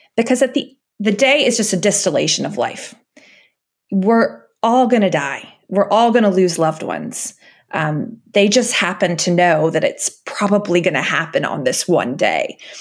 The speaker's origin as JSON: {"language": "English", "country": "United States", "moved": "as an adult", "lives_now": "United Kingdom", "said": "even as an American moving to Britain"}